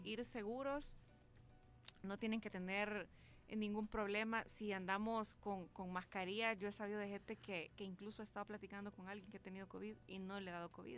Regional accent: El Salvador; yo sí soy salvadoreña

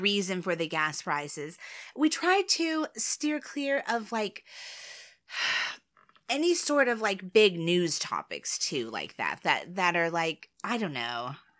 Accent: United States; I'm American.

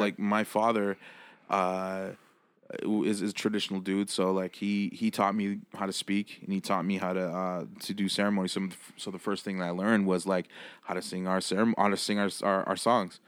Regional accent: Six Nations, Ontario, Canada; also born or lived in Brantford, Ontario; born and raised on Six Nations, Ontario

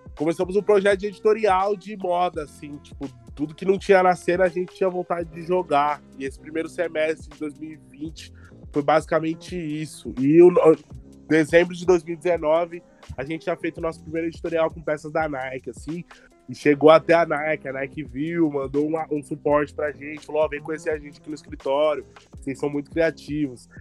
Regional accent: São Paulo, Brazil; comecei a voltar para mais para minha quebrada, por exemplo, Capo Redondo, que é da onde eu vim

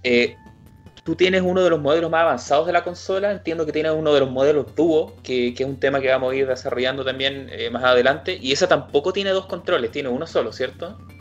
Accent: Chile

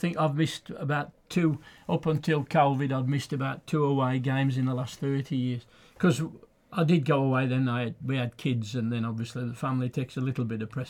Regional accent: Quarry Bank, West Midlands, United Kingdom; I was born in Quarrybonk on the 16th of March 1955.

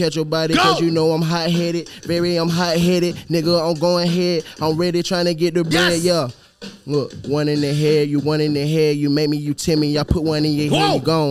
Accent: Montgomery, Alabama, United States; I'm from Montgomery, Alabama

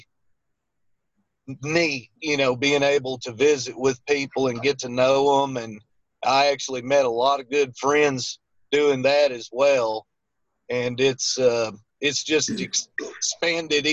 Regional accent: Little Rock, Arkansas, United States; I'm from the Little Rock, Arkansas area. Lived here my whole life

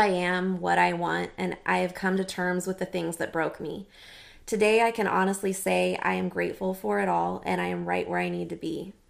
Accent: Clovis, United States; I was born and raised in Clovis

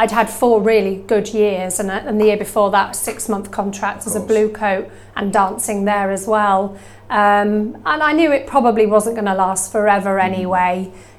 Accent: Norfolk, East of England, United Kingdom; moved away as an adult; also born or lived in Norwich; now in Sheffield, United Kingdom; back in my hometown of Norfolk, which was back in Hemsby near Great Yarmouth, little tiny place, very cute beach.

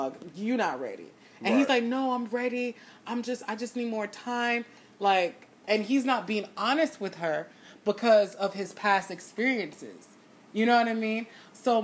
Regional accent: Jamaica; accent: Jamaican; I'm so Jamaican

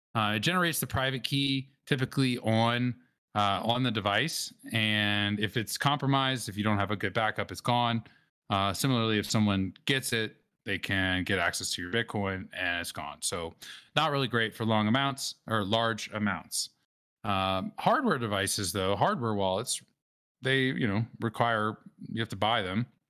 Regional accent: New Orleans, Louisiana, United States; I grew up in New Orleans

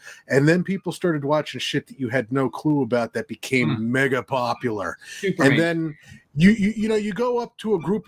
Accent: New Jersey, United States; I'm a loudmouth from New Jersey

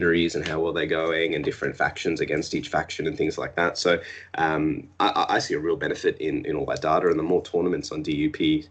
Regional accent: Australia; We're Australian.

